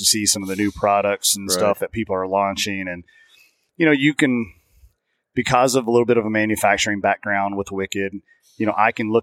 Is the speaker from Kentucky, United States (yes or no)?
yes; Kentucky, United States; I'm from Kentucky.